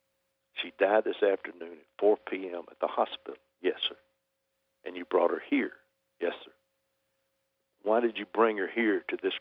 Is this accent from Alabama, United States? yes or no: yes; Alabama, United States; from Alabama